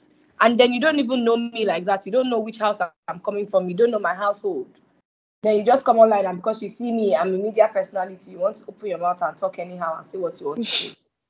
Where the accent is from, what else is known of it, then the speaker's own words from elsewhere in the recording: Gombe State, Nigeria; Me, I'm …. I'm from Gombe. I have my own dialect. Do you get? However, if you speak Hausa and I speak Hausa, we both understand each other.